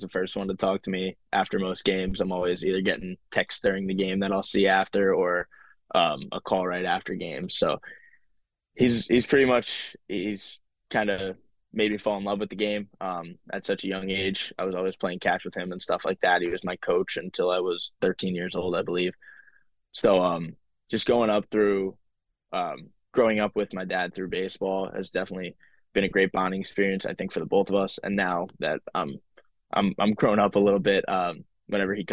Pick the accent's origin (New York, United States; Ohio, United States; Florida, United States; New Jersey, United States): New Jersey, United States; Jefferson Township; moved away as an adult; back in my hometown, which I don't get to go to too often anymore